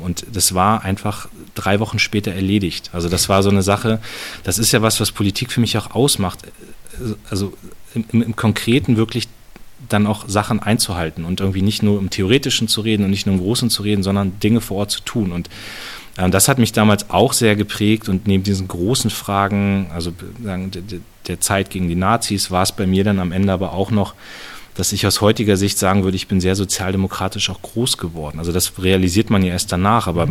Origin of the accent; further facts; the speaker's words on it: Munster, Lower Saxony, Germany; also born or lived in Soltau; nach Munster und lebe da auch immer noch. Das ist immer noch meine Heimat